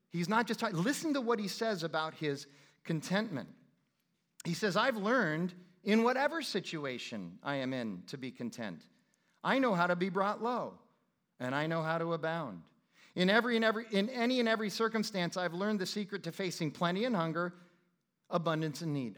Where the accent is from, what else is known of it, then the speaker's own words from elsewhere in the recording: Phoenix, Arizona, United States; I'm from Phoenix